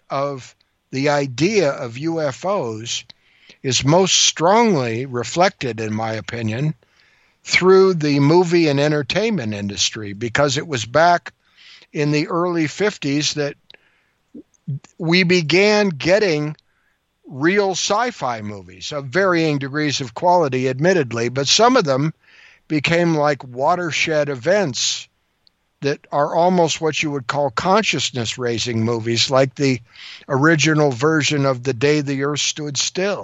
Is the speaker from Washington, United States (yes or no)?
yes; Washington, United States; I'm from Washington State